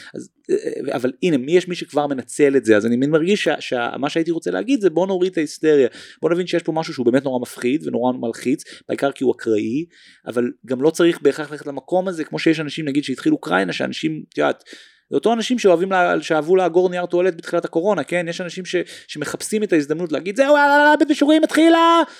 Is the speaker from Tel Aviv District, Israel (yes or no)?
yes; Tel Aviv, Tel Aviv District, Israel; born or raised there